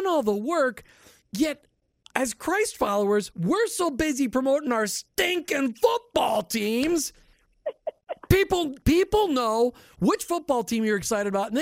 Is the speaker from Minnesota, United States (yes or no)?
yes; Minnesota, United States; I grew up in Minnesota